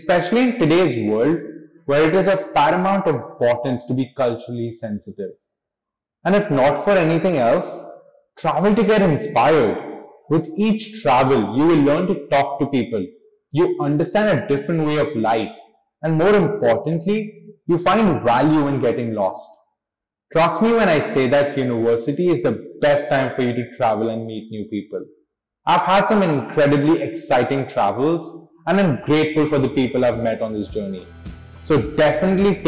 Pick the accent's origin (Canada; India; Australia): India; Mumbai, Maharashtra; moved away as an adult; also born or lived in Los Angeles / Hong Kong / Milan; I am born and raised in Mumbai